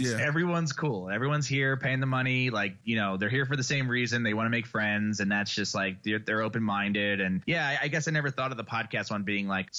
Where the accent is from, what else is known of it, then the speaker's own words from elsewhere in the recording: Philadelphia, Pennsylvania, United States; moved away as an adult; now in Boulder, United States; I'm from Philly